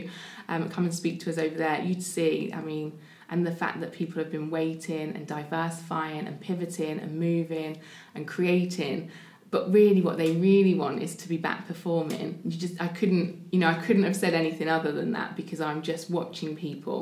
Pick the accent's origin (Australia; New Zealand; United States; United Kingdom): United Kingdom; the north of England; accent: northern; moved away as an adult; also born or lived in London; now in Portsmouth, United Kingdom; I'm not from here originally. I'm not sure if you can hear my accent. I am a northerner